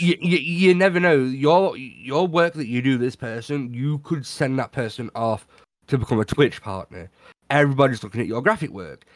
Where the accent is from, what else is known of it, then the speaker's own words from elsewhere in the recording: United Kingdom; I'm British